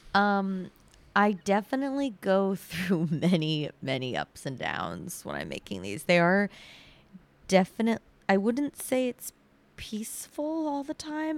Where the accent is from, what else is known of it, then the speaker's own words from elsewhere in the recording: Sudbury, Massachusetts, United States; also born or lived in Needham / Brookline; my parents live in Sudbury right now, and I grew up there